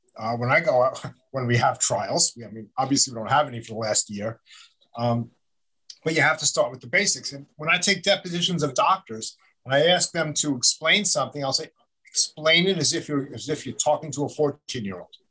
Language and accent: English; Long Island, New York, United States; also born or lived in Albany / Buffalo / Manhattan; I grew up out on Long Island